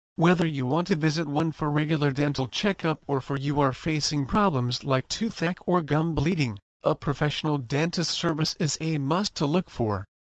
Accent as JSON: {"language": "English", "region": "Bogotá", "country": "Colombia", "tie": "born or raised there", "moved": "as an adult", "lives_now": "United States", "said": "I was born in Bogota, Colombia"}